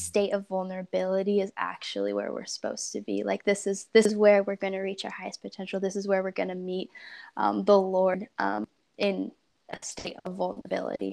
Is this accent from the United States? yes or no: yes; Portland, Oregon, United States; also born or lived in Central California; I grew up in Portland, Oregon for the most part.